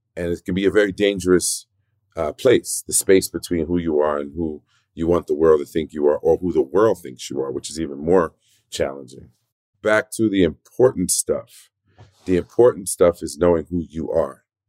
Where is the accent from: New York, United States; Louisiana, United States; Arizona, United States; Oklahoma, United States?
New York, United States; New York City; also born or lived in South Bronx; I was born in the South Bronx, raised in Spanish Harlem